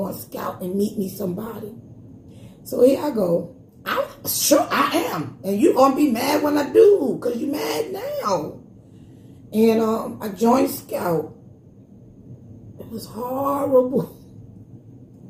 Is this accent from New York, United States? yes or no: yes; New York City, New York, United States; I'm from Brownsville